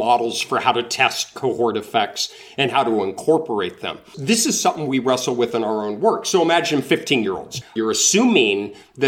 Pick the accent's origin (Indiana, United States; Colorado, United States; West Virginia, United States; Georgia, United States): Colorado, United States; Denver; moved away as an adult; now in North Carolina, United States; I'm from Denver. I grew up in Denver, and I go home to see my family a couple of times a year